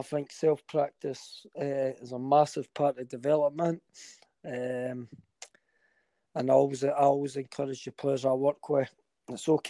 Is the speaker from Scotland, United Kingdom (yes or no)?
yes; Oakley, Scotland, United Kingdom; I grew up in Oakley.